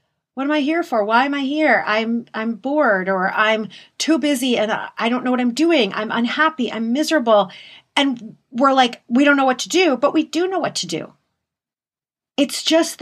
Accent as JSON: {"language": "English", "town": "Detroit", "region": "Michigan", "country": "United States", "said": "I'm from Detroit"}